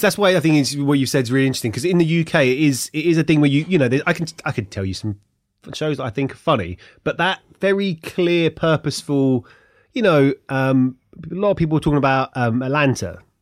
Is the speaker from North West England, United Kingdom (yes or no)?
no; Ilford, London, United Kingdom; moved away as an adult; also born or lived in America; now in Hertfordshire, United Kingdom; I'm from Ilford.